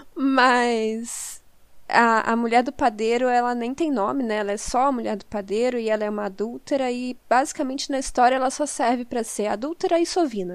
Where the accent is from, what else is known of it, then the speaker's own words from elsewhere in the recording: Southeast, Brazil; Eu sou do Sudeste